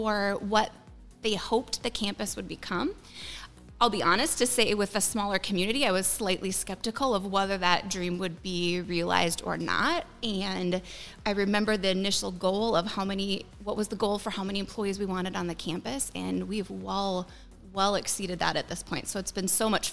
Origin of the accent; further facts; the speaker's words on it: Willmar, Minnesota, United States; moved away as an adult; also born or lived in Arizona; I am originally from the Willmar area